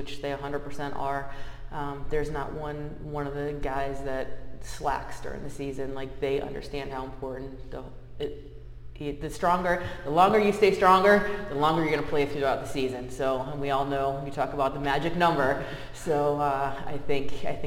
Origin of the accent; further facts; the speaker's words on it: Massachusetts, United States; moved away as an adult; also born or lived in Ohio / Nevada; now in Arizona, United States; I grew up in Massachusetts, in a small town in Massachusetts